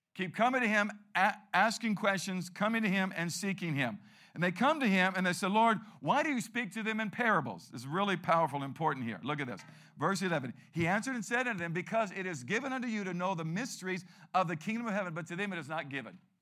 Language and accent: English; Peoria, Arizona, United States; I grew up here